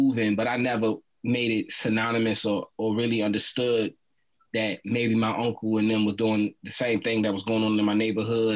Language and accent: English; Baltimore, Maryland, United States; I'm raised and born in Baltimore City